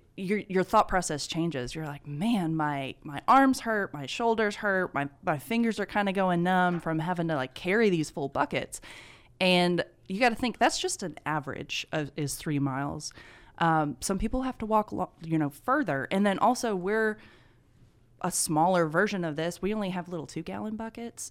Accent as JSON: {"language": "English", "town": "Eufaula", "region": "Alabama", "country": "United States", "moved": "as an adult", "lives_now": "Carrollton, United States", "said": "I'm originally from Eufaula, Alabama"}